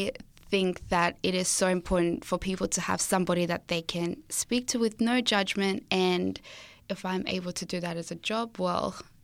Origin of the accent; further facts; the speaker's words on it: Zimbabwe; born there; So, as I said, I was born in Zimbabwe and I'm an only child.